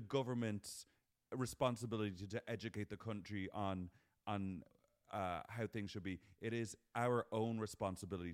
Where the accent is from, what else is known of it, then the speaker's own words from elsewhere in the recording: Ireland; now in United States; We're Irish people